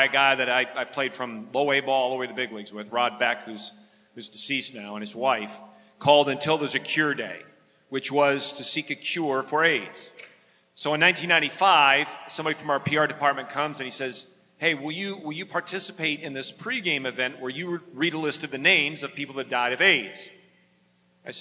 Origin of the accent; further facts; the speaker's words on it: West Michigan, United States; moved away; I grew up in West Michigan